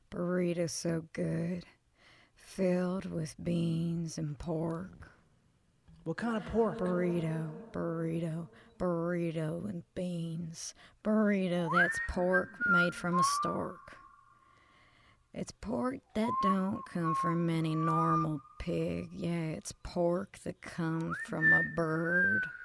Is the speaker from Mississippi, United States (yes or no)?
yes; Biloxi, Mississippi, United States; I'm from Biloxi, and we got a hell of a lot going down there.